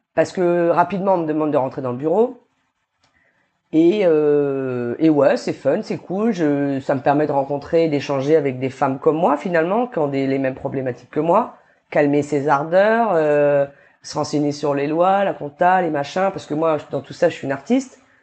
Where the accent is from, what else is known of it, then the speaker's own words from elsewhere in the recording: New Caledonia; j'ai grandi en Calédonie